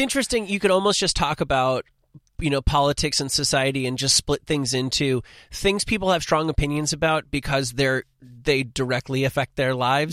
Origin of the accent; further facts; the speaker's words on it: New Jersey, United States; also born or lived in Manhattan, New York; I'm from New Jersey, but I went to high school in Manhattan